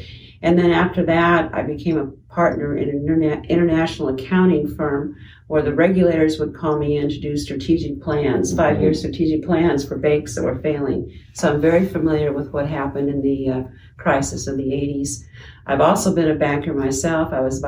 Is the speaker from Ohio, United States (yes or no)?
no; Iowa, United States; Carrie and I are both born and raised in Iowa. We were born in the same hospital, same year, same doctor